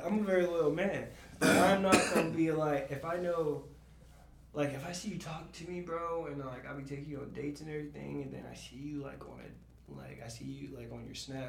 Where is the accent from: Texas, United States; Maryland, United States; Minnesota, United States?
Texas, United States; Dallas; also born or lived in Philadelphia, Pennsylvania / Savannah, Georgia; I was born in Philly, but I grew up in Dallas, Texas.